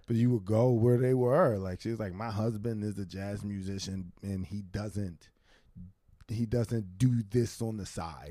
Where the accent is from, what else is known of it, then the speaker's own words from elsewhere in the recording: Philadelphia, Pennsylvania, United States; now in New York, United States; I'm both a Philadelphian and a New Yorker now